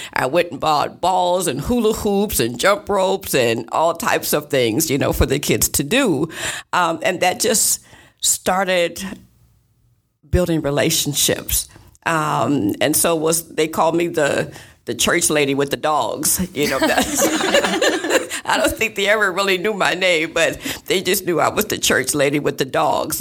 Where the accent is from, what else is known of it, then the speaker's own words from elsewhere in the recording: East Moline, Illinois, United States; now in Davenport, United States; I was actually born and raised in East Moline.